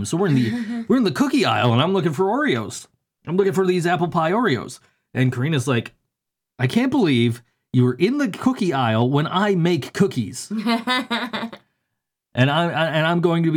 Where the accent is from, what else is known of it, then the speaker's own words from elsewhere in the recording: Western New York, United States; I was, in fact, born not only on this planet, but in Western New York